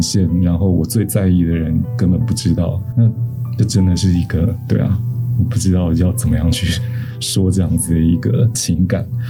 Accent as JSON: {"language": "Chinese", "country": "Taiwan", "said": "我们台湾人作为一个整体"}